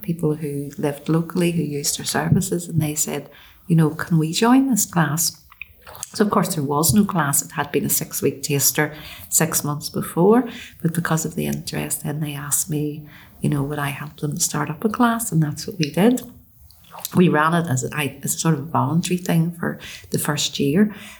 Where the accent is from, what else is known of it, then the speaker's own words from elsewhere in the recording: United Kingdom; I'm obviously British, and but I've always, you know, regarded myself as Irish within a British context